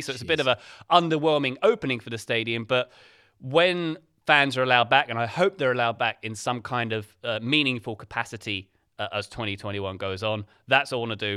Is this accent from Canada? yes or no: no; England, United Kingdom; as an English person